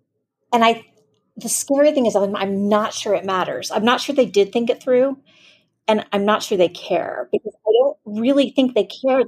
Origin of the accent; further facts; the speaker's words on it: Florida, United States; I grew up in South Florida, I was going to college.